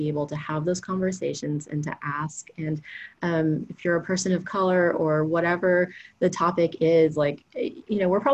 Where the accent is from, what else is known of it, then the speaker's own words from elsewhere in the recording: Houston, Texas, United States; I'm from Houston.